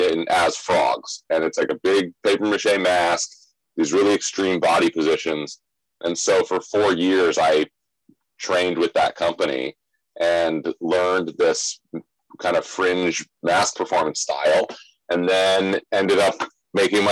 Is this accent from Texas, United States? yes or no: no; Scottsdale, Arizona, United States; moved away as an adult; now in New York City, United States; I'm originally from Arizona. I grew up in Scottsdale, Arizona